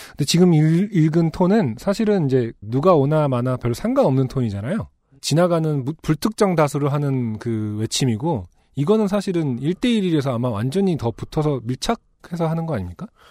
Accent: Seoul, South Korea; 저도 UMC랑 거의 비슷한 동네 살았잖아요

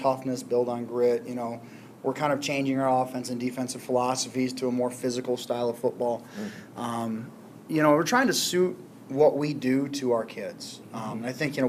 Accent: Granville, Michigan, United States; moved away as an adult; also born or lived in South Florida; I'm from Granville. I was born and raised in Granville

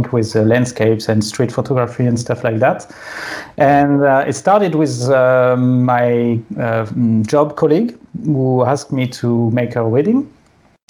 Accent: France; English is a second language; also born or lived in Sydney, Australia; The English at school in France is really bad

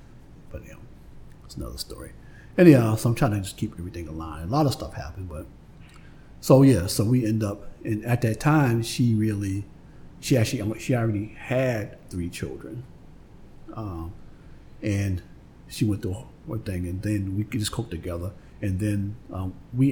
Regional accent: Boston, Massachusetts, United States; I grew up on Faison Street, which was a couple of streets down from Interville Street.

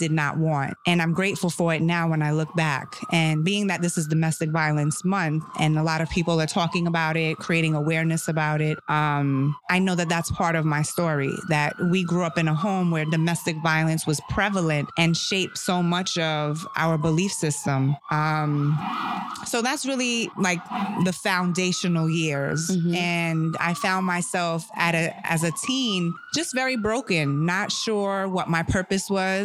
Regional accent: New York City, New York, United States; born or raised there; first language German; English is a second language; also born or lived in Germany / Seattle

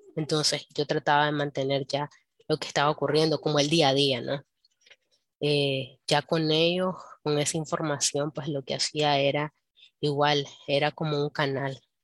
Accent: Nicaragua; como nicaragüense tenés

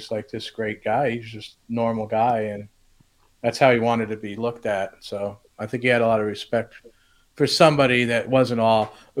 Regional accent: New Jersey, United States; moved away as an adult; also born or lived in Michigan / Washington State / Monterey, California; I was born in Michigan, and then my parents moved to Washington State, and then they went down to Monterey. They actually had a house built on Monterey, like, you know, where that golf course is now. And then they moved to New Jersey

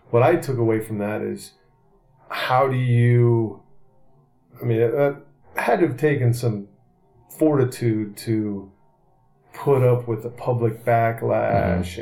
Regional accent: Seattle, Washington, United States; I'm a Seattle guy, so I've always been here.

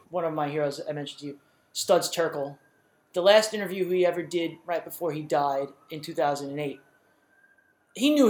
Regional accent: New York, United States; we've wanted to be looked at, especially as a New Yorker, I think.

